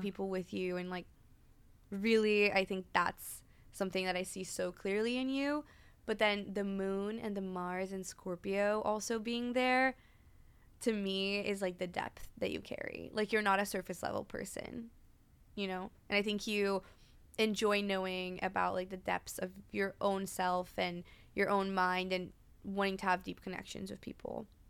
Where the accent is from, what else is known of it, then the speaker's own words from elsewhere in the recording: Brazil; moved away; I grew up in Brazil, I speak Portuguese fluently